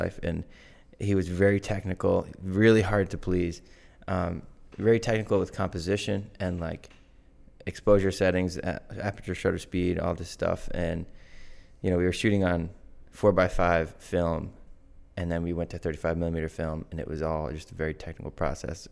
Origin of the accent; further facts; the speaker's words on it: Norton, Massachusetts, United States; I grew up in Norton, Massachusetts. Still in good old Norton